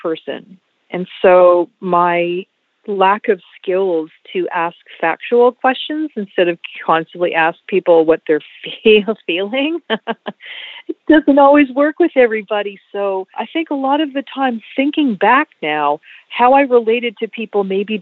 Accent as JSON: {"language": "English", "town": "Montreal", "region": "Quebec", "country": "Canada", "tie": "born or raised there", "said": "I grew up in Montreal, which was a little bit different than growing up in Ontario"}